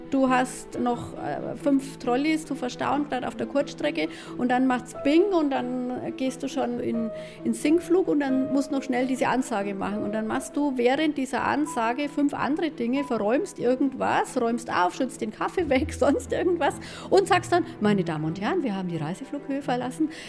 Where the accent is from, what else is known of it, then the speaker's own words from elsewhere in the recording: Franconia, Bavaria, Germany; accent: Franconian; das fränkische R, abtrainiert, weil ich das unprofessionell finde. Im persönlichen Gespräch mit den Gästen ist es drin, klar, das ist mein Dialekt.